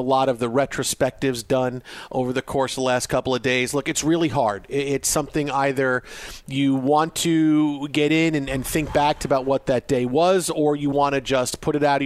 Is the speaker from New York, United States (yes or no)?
yes; New York City, New York, United States; I grew up on Staten Island